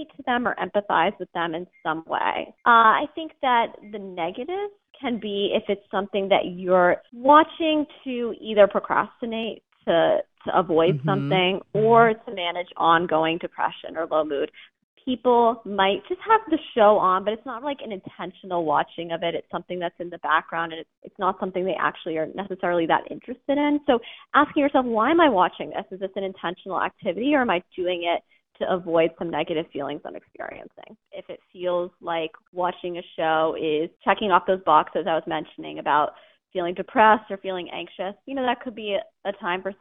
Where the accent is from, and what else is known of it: Massachusetts, United States; born or raised there